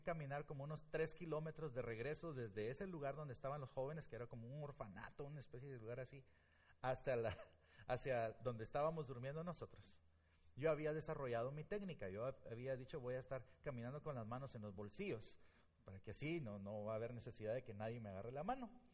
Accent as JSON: {"language": "Spanish", "country": "Guatemala", "moved": "as an adult", "lives_now": "Blue Island, United States", "said": "Yo soy de Guatemala"}